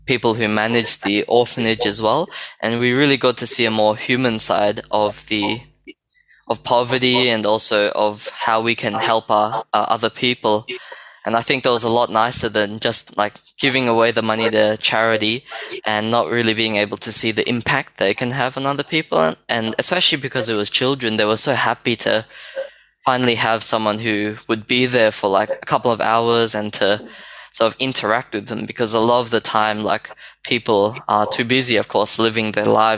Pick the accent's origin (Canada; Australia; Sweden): Australia; we're from Australia